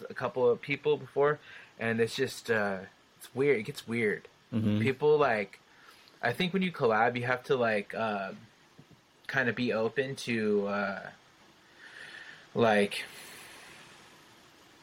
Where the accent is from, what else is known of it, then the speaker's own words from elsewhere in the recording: San Jose, California, United States; my hometown in San Jose